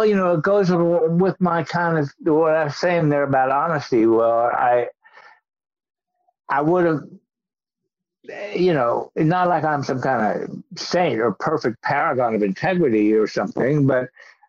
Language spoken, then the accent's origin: English; Kentucky, United States; I was a kid going to movies in my hometown in Kentucky